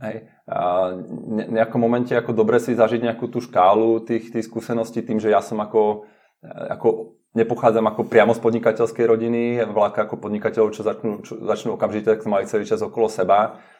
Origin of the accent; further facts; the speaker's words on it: Slovakia; now in Prague, Czech Republic; som zo Slovenska, takže mám blízko rodinu